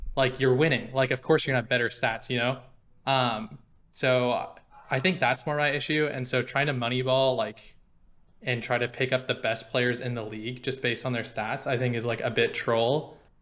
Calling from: Portland, Oregon, United States; I'm calling from Portland, Oregon

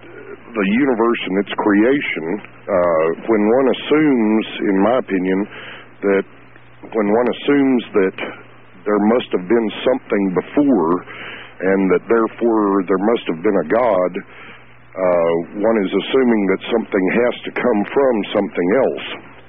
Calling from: Lubbock, Texas, United States; from Lubbock, Texas.

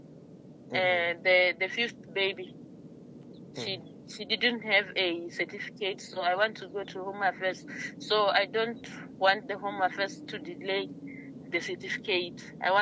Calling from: Limpopo, South Africa

